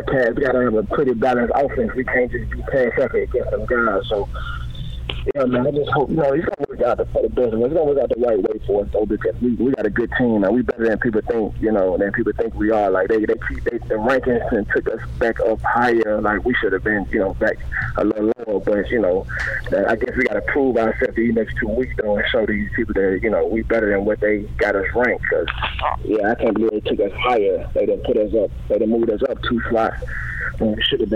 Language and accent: English; Tennessee, United States; moved away as an adult; I'm from Tennessee, and I'm the number one player coming out of the state